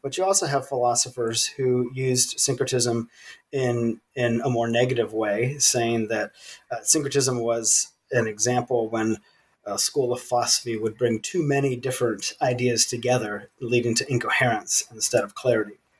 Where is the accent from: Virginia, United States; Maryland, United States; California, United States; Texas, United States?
Virginia, United States; moved away as an adult; also born or lived in South Sudan; I was born and raised in the United States in the state of Virginia